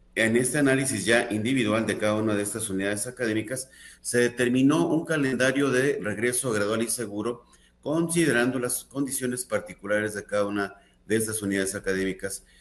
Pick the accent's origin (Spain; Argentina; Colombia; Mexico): Mexico; como población mexicana tenemos un rasgo muy característico